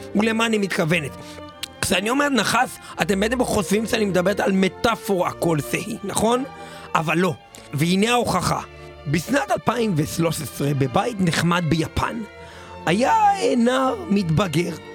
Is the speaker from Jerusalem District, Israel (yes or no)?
yes; Jerusalem, Jerusalem District, Israel